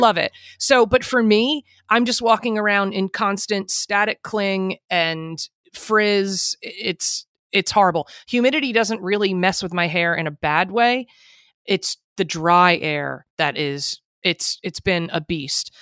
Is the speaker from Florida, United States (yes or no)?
no; New Jersey, United States; I'm from Jersey